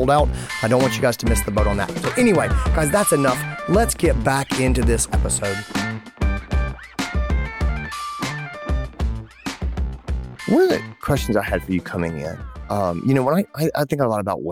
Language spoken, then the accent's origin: English; Greenville, South Carolina, United States; here in my hometown, Greenville, South Carolina